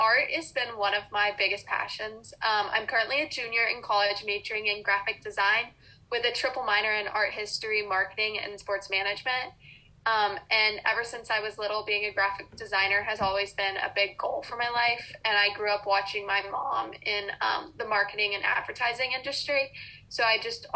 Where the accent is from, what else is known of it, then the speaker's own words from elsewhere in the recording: Austin, Texas, United States; moved away as an adult; now in Maryland, United States; growing up in the South in Texas